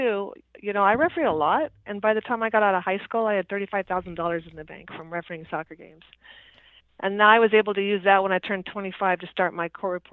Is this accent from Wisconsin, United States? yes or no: no; La Mesa, California, United States; I was born in La Mesa, in a suburb of San Diego